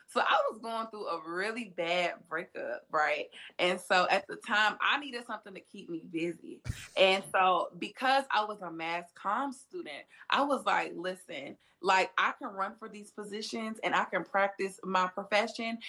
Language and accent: English; Atlanta, Georgia, United States; also born or lived in Savannah, Georgia; I'm from Atlanta, Georgia